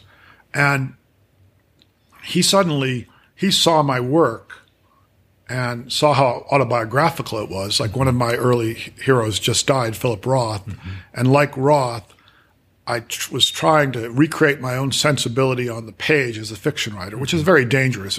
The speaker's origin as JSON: {"language": "English", "town": "Worcester", "region": "Massachusetts", "country": "United States", "tie": "born or raised there", "also_born_or_lived": "Boulder, Colorado", "moved": "as an adult", "said": "I had moved back to Worcester, Massachusetts, my hometown"}